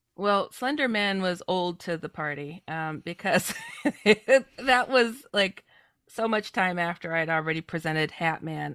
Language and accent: English; Midwest, United States; also born or lived in California; I come from the Midwest, um, though I was born in California